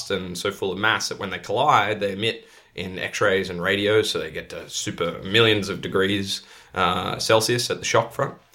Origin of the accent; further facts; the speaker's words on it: Australia; now in Netherlands; It's kind of funny as an Australian to be back in the UK. It's like a shade of my own country.